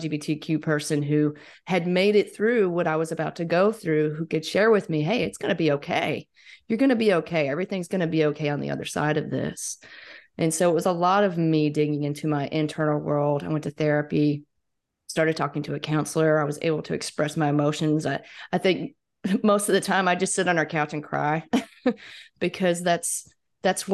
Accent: Mississippi, United States; moved away as an adult; I was gone from Mississippi for 6 or 7 years

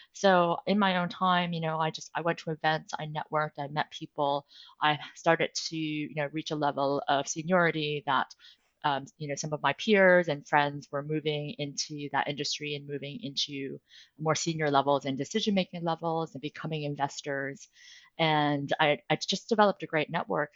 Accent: United States; moved away as an adult; also born or lived in New York City, United States; now in London, United Kingdom; as an American lawyer working internationally

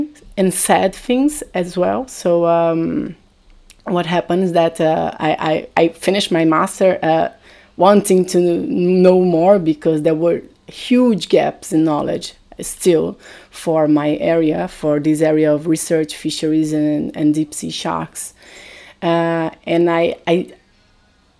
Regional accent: Brazil; moved away as an adult; now in Portugal; I'm originally from Brazil, I came to Portugal to do my master's here

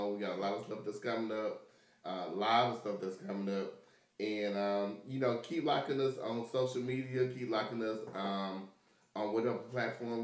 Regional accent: Dolomite, Alabama, United States; We grew up in Dolomite

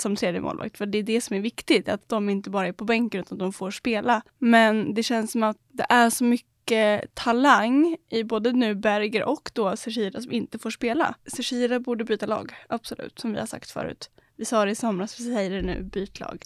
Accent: Sweden; som svensk

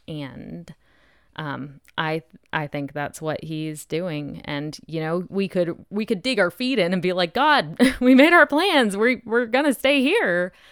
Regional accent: New Hampshire, United States; also born or lived in Germany / Japan; I was born in Germany, but raised in New Hampshire

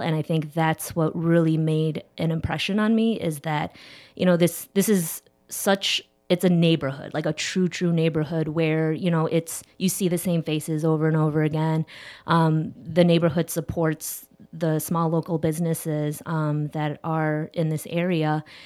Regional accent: Schaumburg, Illinois, United States; also born or lived in Chicago; not too far from here out in Schaumburg, uh, but I've been living in the city of Chicago since I was seventeen

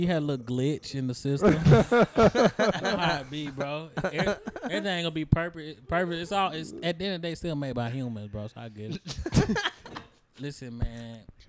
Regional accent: San Francisco, California, United States; I was born and raised in San Francisco, bro.

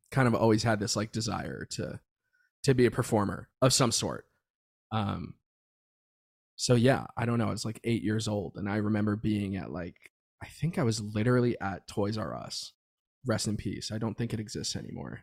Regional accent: Florida, United States; moved away as an adult; now in Los Angeles, United States; Growing up in Florida was cool

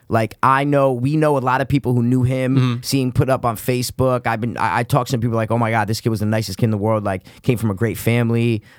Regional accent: Stamford, Connecticut, United States; we're from Stamford, CT. If you guys don't know, wherever you're listening, you might have heard we live in Stamford, Connecticut.

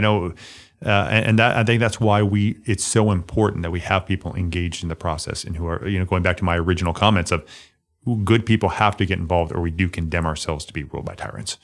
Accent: Limestone County, Alabama, United States; born or raised there

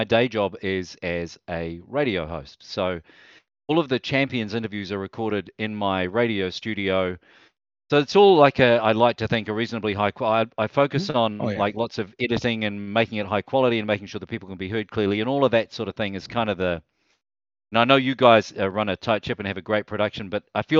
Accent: New Zealand

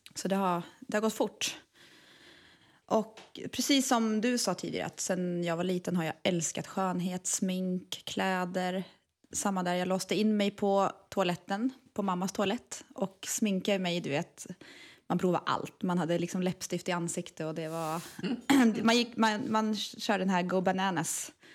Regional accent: Eskilstuna, Södermanland, Sweden; Jag kommer från Eskilstuna

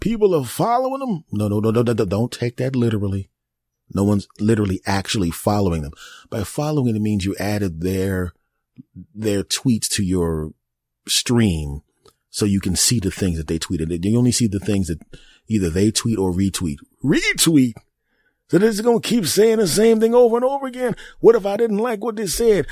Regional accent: United States; the great old U S A, my home country

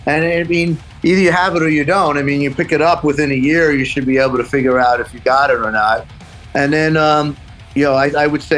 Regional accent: New York City, New York, United States; moved away as an adult; also born or lived in Los Angeles; now in Amityville, United States; growing up in Queens wasn't the easiest thing in the world neither

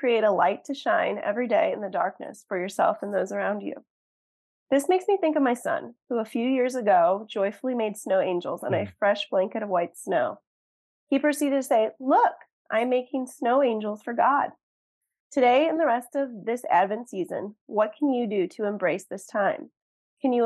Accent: Northern Indiana, United States; moved away as an adult; now in Ohio, United States; I'm from Northern Indiana

